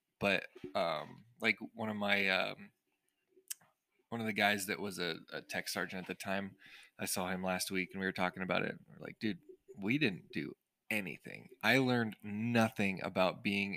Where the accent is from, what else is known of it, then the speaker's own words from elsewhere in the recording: United States; I'm American